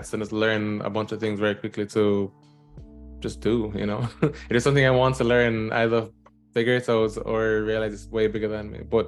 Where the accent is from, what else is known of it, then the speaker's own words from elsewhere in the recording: Jamaica; now in New York, United States; I am a Jamaican indie game developer